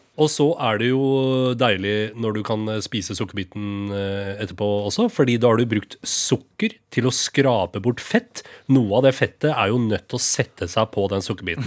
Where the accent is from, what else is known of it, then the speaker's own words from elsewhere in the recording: Rakkestad, Østfold, Norway; moved away; Jeg husker vinballongen som sto på kjølerommet hjemme i Rakstad